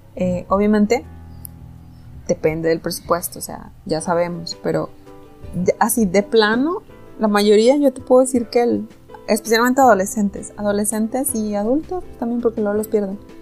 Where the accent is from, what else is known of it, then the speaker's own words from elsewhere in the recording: Mexico; somos mexicanos